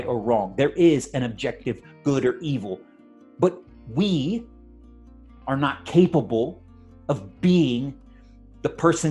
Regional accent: United States; we as Christian Americans

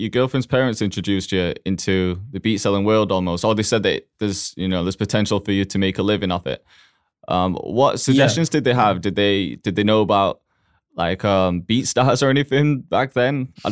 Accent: Huddersfield, Yorkshire and the Humber, United Kingdom; also born or lived in Toronto; now in Manchester, United Kingdom; raised there. I was born in in Toronto, Canada. Then moved to Huddersfield when I was about four, and then moved to to Manchester

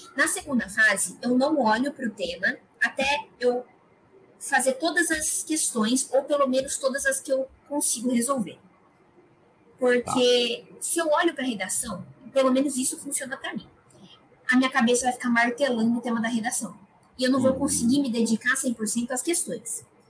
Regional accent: Araras, São Paulo, Brazil; eu sou de Araras, interior de São Paulo sempre estudei em escolas privadas

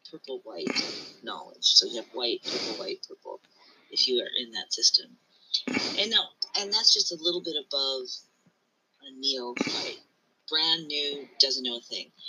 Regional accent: United States; I wasn't born in Japan. I was born here in America.

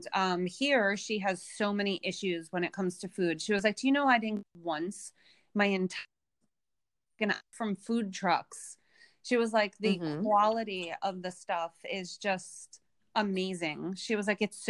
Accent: United States; I'm American

